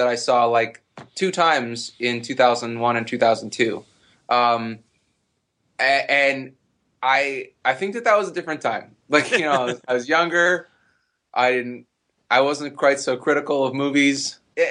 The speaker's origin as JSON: {"language": "English", "country": "Canada", "said": "I am Canadian."}